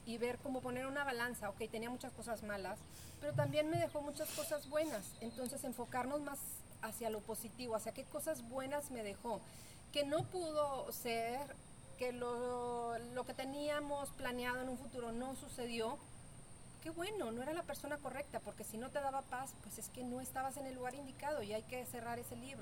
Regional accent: Mexico; estamos pensando como mexicanos

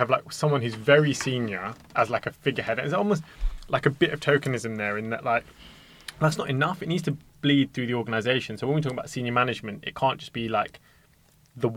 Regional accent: London, United Kingdom; We're all from West London

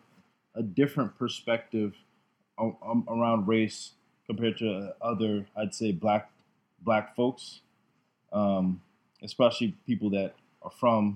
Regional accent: Tampa, Florida, United States; also born or lived in Jamaica; I've been living in Tampa essentially my whole life. I'm 26. I was born in Jamaica, however. I'm a Jamaican immigrant, came here when I was three.

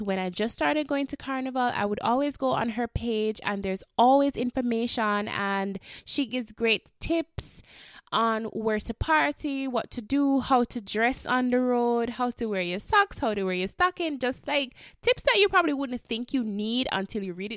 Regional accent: Jamaica; I know me as a Jamaican

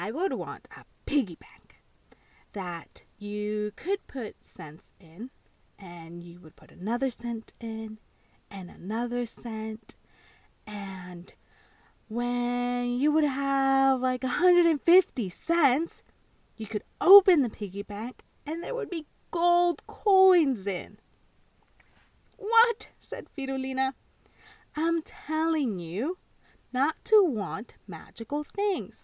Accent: El Salvador; I was born in El Salvador

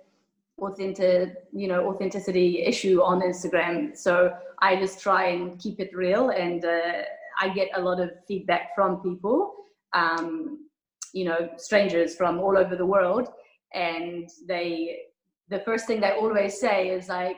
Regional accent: New Zealand; moved away as an adult; also born or lived in Kuwait; now in Abu Dhabi, United Arab Emirates; I'm from New Zealand. I've been living in the Middle East for 12 years, 1 year in Kuwait, and then 11 years in Abu Dhabi

